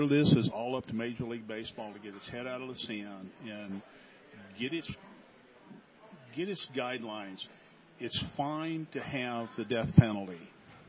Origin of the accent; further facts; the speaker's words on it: Chattanooga, Tennessee, United States; moved away; also born or lived in Akron / Fort Myers; I grew up in Chattanooga.